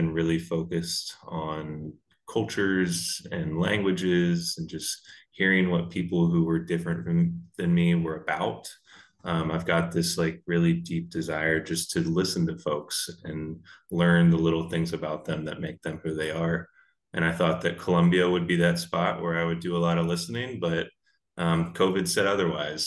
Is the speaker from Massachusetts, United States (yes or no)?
no; Charleston, South Carolina, United States; moved away as an adult; now in Iowa, United States; I'm originally from Charleston, South Carolina